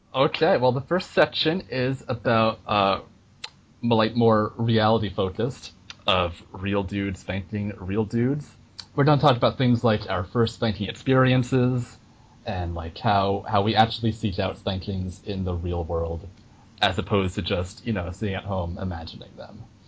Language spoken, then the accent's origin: English; New York, United States; I grew up in New York